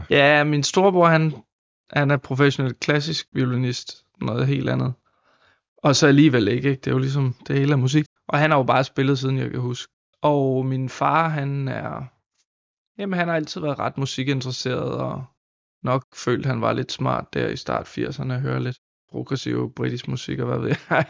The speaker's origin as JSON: {"language": "Danish", "area": "San Francisco Bay Area", "region": "California", "country": "United States", "tie": "born or raised there", "moved": "yes", "lives_now": "Denmark", "said": "jeg voksede op i San Francisco Bay Area"}